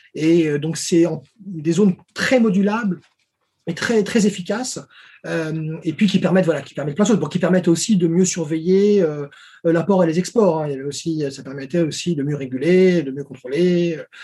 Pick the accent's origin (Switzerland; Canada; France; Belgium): France; Paris, Île-de-France; moved away as an adult; also born or lived in Lyon / China; Je suis né à Paris